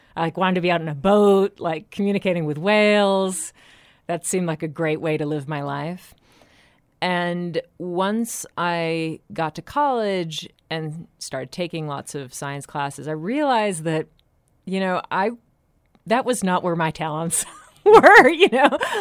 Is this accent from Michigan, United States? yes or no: no; Salem, Massachusetts, United States; I grew up in Salem, Massachusetts, where it's Halloween three hundred sixty-five days a year